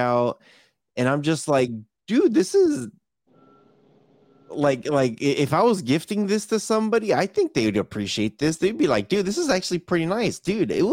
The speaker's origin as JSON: {"language": "English", "region": "California", "country": "United States", "said": "I am from Cali."}